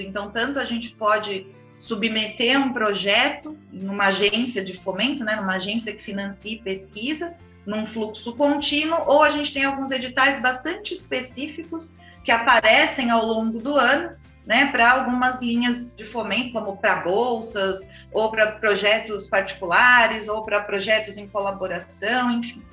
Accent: São Paulo, Brazil; Eu sou paulistana, nascida e criada no, no, meio do cimento

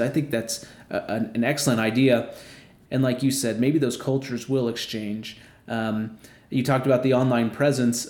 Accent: Midwest, United States; I am a Midwesterner.

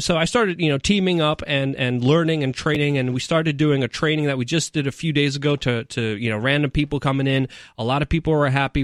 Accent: New York City, New York, United States; moved away; I'm a city slicker. I'm from New York City, but coming here to New Hampshire

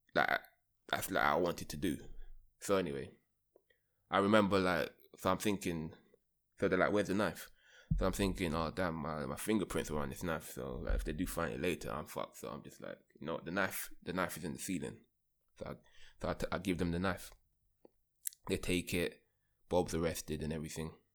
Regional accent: London, United Kingdom; moved away; I grew up in London

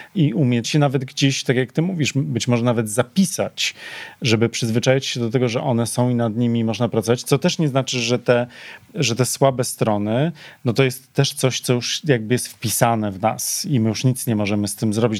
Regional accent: Poland

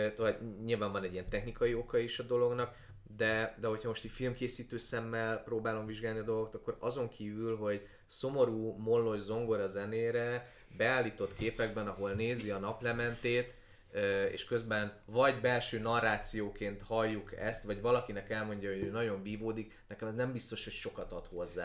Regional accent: Transcarpathia, Zakarpattia Oblast, Ukraine; moved away; én Kárpátaljáról jövök, ahol ahol a kárpátai magyar ember az kb. egyenlő azzal, hogy református

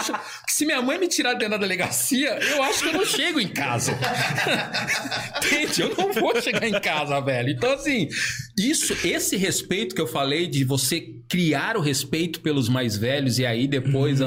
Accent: São Paulo, Brazil; moved away as an adult; now in Santa Catarina, Brazil; eu nasci no bairro da Liberdade, em São Paulo

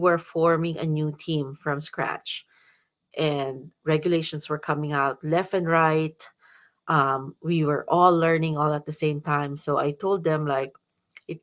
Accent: Philippines; now in Ashland, United States; because I am still a Filipino

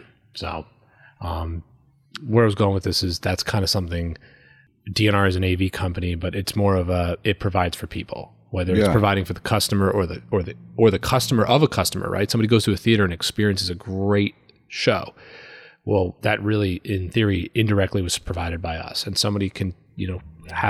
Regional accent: Woodbury, United States; We grew up in Woodbury together.

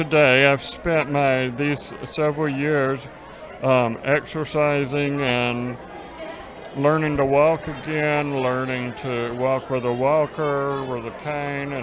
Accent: Hueytown, Alabama, United States; I was born and raised here in Hueytown and Bessemer and this area

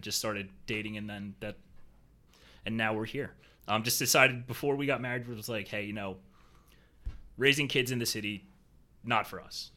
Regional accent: Philadelphia, Pennsylvania, United States; moved away as an adult; now in Jacksonville, United States; I was born and raised in Philly

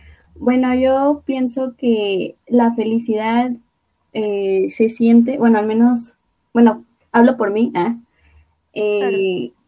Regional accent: Xalapa, Veracruz, Mexico; soy de Jalapa, de Veracruz

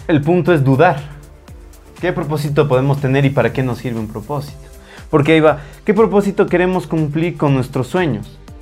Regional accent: Ecuador; muchos ecuatorianos tenemos

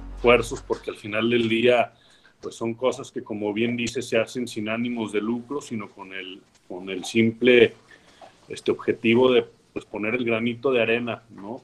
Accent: Mexico; como mexicanos y como jóvenes

